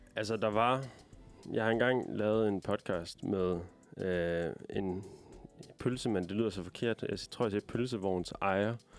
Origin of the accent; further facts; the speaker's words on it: Aalborg, North Denmark Region, Denmark; ligesom dig, Liv, så er jeg fra Aalborg